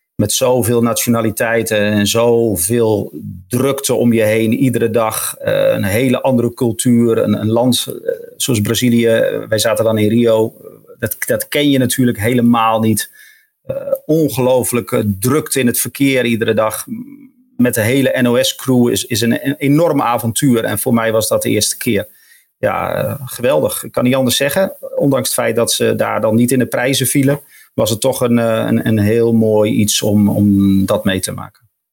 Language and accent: Dutch; Emmen, Drenthe, Netherlands; Ik kom dan uit Emmen